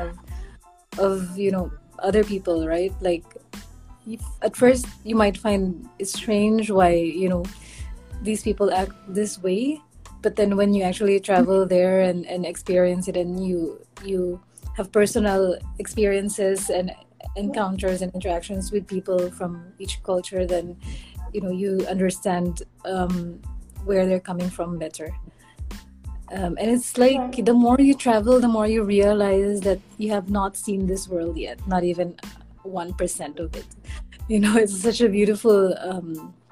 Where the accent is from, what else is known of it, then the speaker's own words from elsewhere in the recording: Philippines; I'm just from the Philippines